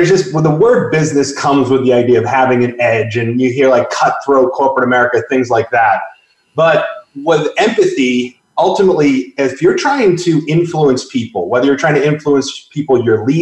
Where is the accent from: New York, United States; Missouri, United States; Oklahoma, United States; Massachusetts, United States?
Massachusetts, United States; Boston; moved away as an adult; also born or lived in Northwest; I grew up in the Northeast. I grew up in Boston.